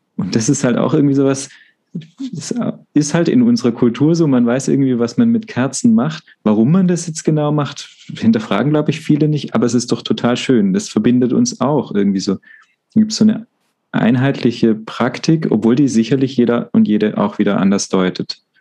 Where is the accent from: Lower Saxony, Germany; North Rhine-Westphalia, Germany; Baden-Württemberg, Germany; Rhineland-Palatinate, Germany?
Baden-Württemberg, Germany; now in Freiburg, Germany; ich komme ja aus Württemberg ursprünglich